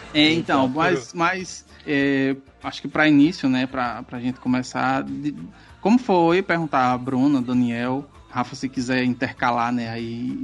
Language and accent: Portuguese; Itabaiana, Sergipe, Brazil; eu sou de Itabaiana